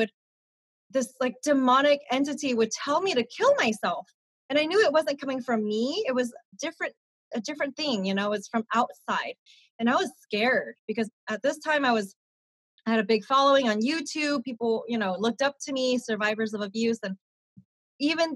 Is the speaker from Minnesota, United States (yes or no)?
no; Sacramento, California, United States; Born and raised in Sacramento, California.